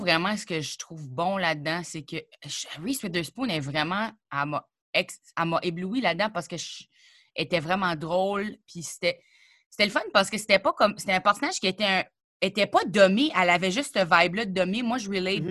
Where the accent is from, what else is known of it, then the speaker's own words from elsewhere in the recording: New Brunswick, Canada; moved away as an adult; now in Quebec, Canada; je suis arrivée au Québec puis je venais du Nouveau-Brunswick